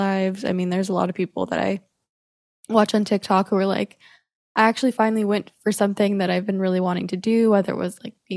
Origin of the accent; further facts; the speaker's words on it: Dallas, Texas, United States; accent: twang; I am from Dallas, Texas, in America.